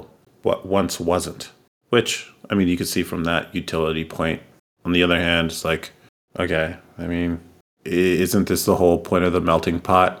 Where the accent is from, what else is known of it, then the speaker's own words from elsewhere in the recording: the Bay Area, California, United States; growing up in the Bay